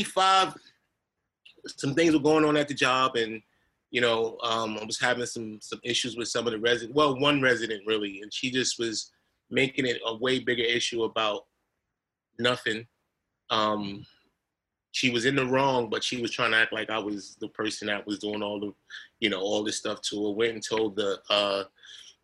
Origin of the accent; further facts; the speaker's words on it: New York City, New York, United States; me growing up in Hollis, Queens, and Queens Village, where I grew up